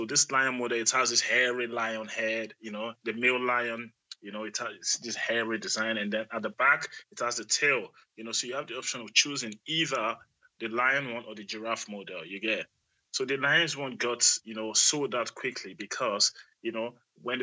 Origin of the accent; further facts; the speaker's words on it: Nigeria; now in Germany; I'm from Nigeria